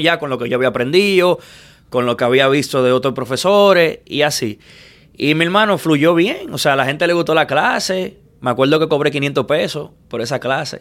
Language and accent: Spanish; Santo Domingo, Dominican Republic; moved away as an adult; now in Miami, United States; yo nací en Villamella